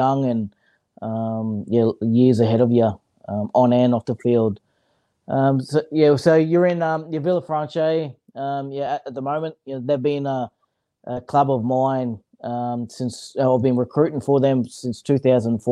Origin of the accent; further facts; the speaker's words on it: Brisbane, Queensland, Australia; moved away as an adult; also born or lived in Mackay / Sydney; I was originally, from Brisbane. I was a city boy